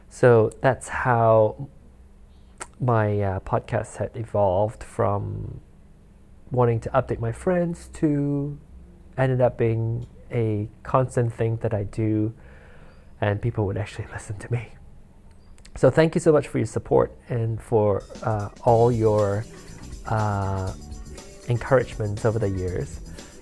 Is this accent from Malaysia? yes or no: yes; Malaysia; born there; I was born in Malaysia, and their time is 12, no, 13 hours ahead of us right now